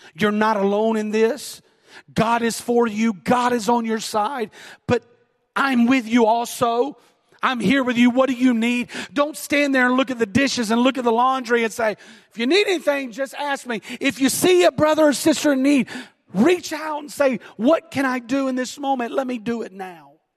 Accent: the South, United States; I'm from the South

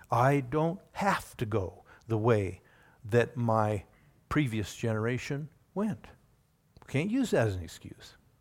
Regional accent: Oregon, United States; also born or lived in Indiana; we moved from Indiana to Oregon. And we spent the next twenty-plus years in the Pacific Northwest.

